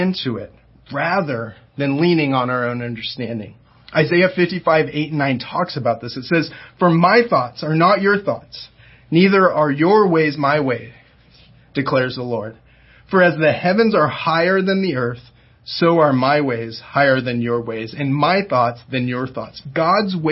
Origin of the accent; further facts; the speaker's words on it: Diamond Bar, California, United States; moved away; also born or lived in Oklahoma; I grew up in Diamond Bar, which is not too far from Ontario